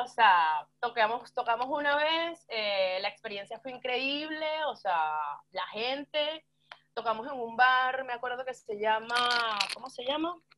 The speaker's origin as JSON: {"language": "Spanish", "town": "San Felipe", "region": "Yaracuy", "country": "Venezuela", "tie": "born or raised there", "also_born_or_lived": "Barquisimeto, Venezuela", "moved": "as an adult", "lives_now": "Argentina", "said": "tuve una época en Barquisimeto ya después de la universidad, trabajando, viviendo, pero nací en San Felipe"}